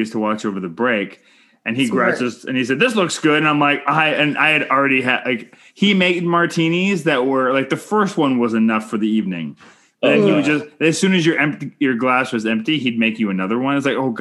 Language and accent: English; Canada; I'm Canadian filmmaker